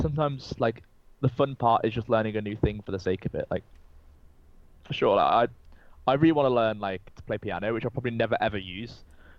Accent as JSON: {"language": "English", "region": "England", "country": "United Kingdom", "accent": "English", "said": "I really like to push my accent a lot, because I get a lot of listeners that aren't from England. I think a lot of people who aren't from England love our accent."}